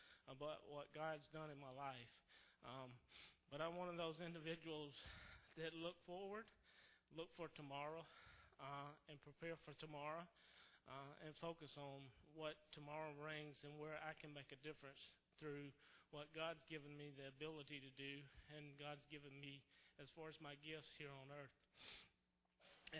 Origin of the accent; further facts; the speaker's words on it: South Carolina, United States; also born or lived in Roanoke, Virginia; now in Richmond, United States; He lives in South Carolina, where we're originally from